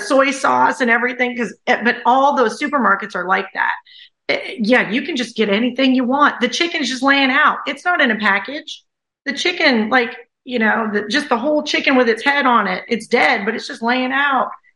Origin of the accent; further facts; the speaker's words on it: the South, United States; moved away as an adult; also born or lived in China / Thailand; I'm from the South